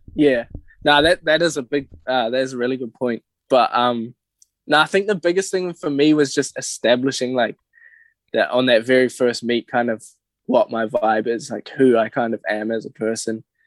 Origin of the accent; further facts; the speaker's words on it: Whangamata, Waikato, New Zealand; moved away; growing up in Whonga